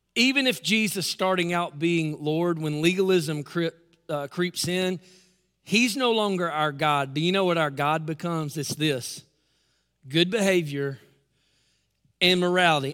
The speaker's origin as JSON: {"language": "English", "town": "Newnan", "region": "Georgia", "country": "United States", "tie": "born or raised there", "said": "my hometown, Noonan, Georgia"}